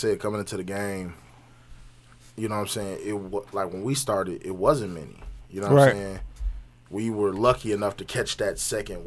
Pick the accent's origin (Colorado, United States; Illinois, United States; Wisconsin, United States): Wisconsin, United States; Milwaukee; we're from Milwaukee